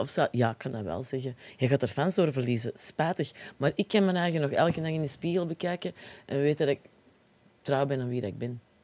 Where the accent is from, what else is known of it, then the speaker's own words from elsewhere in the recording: Antwerp, Flanders, Belgium; accent: Antwerps; Ik kan gewoon met Antwerps blijven.